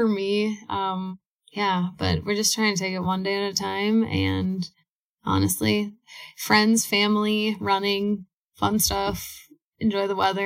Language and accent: English; Minneapolis, Minnesota, United States; we're from Minneapolis